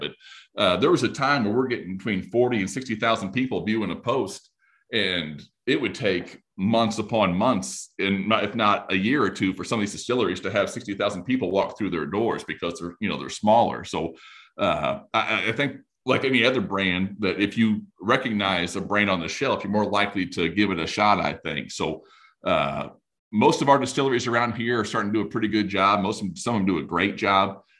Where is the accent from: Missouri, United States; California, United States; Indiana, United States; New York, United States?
Indiana, United States